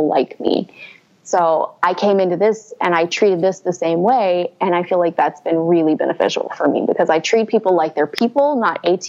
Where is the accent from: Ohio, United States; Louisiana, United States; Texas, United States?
Texas, United States; Houston; I grew up in Houston.